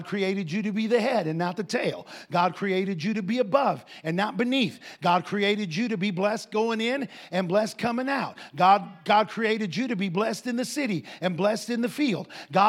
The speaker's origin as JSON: {"language": "English", "region": "Ohio", "country": "United States", "tie": "born or raised there", "said": "we grew up in a place where there were lots of farmers, Andy and I. We grew up in Northwest Ohio."}